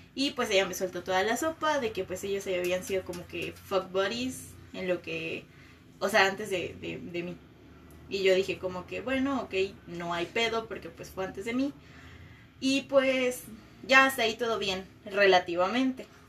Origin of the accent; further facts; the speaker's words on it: Mexico City, Mexico; moved away as an adult; now in Morelia, Mexico; soy de la Ciudad de México, tengo como un año viviendo aquí